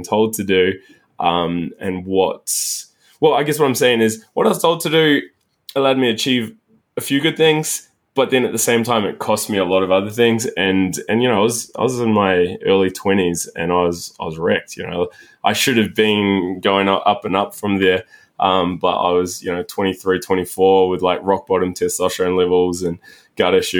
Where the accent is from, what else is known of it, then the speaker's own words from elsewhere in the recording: New Zealand; moved away as an adult; also born or lived in Sydney; So I grew up in New Zealand